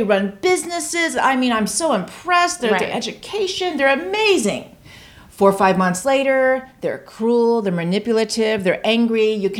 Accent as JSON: {"language": "English", "town": "Tampa", "region": "Florida", "country": "United States", "tie": "born or raised there", "said": "In Tampa, Florida."}